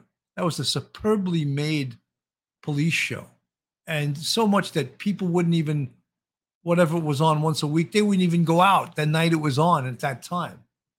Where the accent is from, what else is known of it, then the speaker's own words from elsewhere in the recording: Baltimore, Maryland, United States; I'm originally from Baltimore.